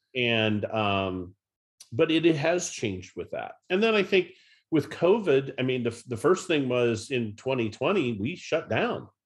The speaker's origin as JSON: {"language": "English", "region": "Northeast Ohio", "country": "United States", "tie": "born or raised there", "said": "I grew up in Northeast Ohio, went to Norton High School and, uh, graduated from the University of Akron."}